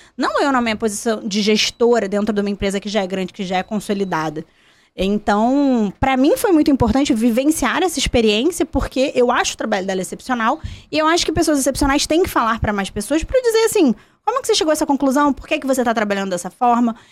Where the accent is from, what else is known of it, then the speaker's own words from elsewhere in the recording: Volta Redonda, Rio de Janeiro, Brazil; da minha cidade, do sul do estado